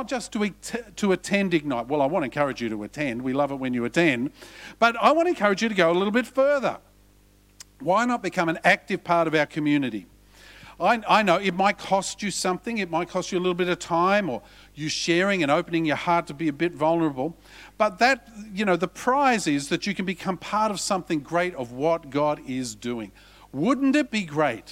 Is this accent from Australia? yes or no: yes; Australia; He said, where are you from? I said, Australia.